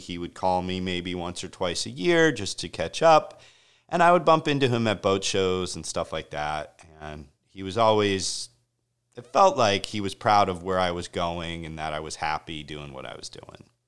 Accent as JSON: {"language": "English", "region": "Connecticut", "country": "United States", "tie": "born or raised there", "said": "I grew up in Connecticut on the shores of Long Island Sound"}